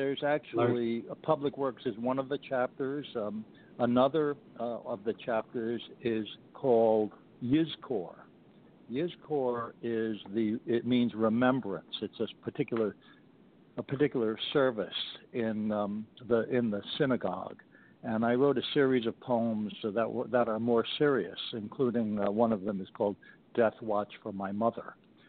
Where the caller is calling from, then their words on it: Stanwood, Washington, United States; I'm calling from Stanwood, Washington.